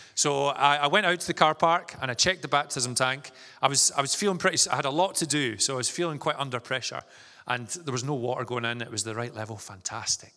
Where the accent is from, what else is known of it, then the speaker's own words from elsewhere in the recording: Vale of Leven, Scotland, United Kingdom; moved away as an adult; also born or lived in Stirling; now in Inverness, United Kingdom; I'm from the Vale of Leven, so not too far from here, and, uh, spent most of my, uh, childhood growing up there